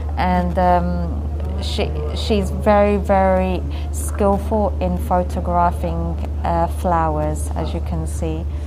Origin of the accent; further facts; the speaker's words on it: India; my Indian origin, but just because I'm Indian